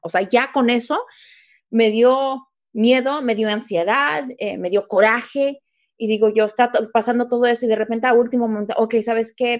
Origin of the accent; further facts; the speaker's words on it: Mexico; siendo mexicana